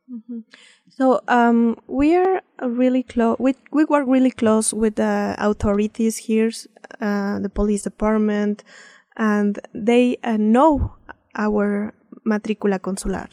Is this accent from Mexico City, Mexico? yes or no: yes; Mexico City, Mexico; English is a second language; moved away as an adult; now in Idaho, United States; I'm from uh, Mexico City. I'm born in Mexico City, and then I study there in the University uh, Autónoma of Mexico